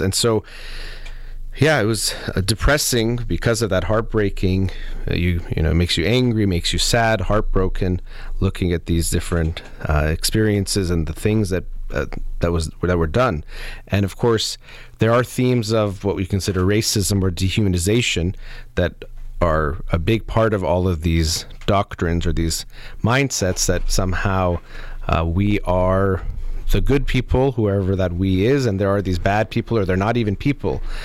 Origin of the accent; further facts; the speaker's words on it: United States; growing up in the United States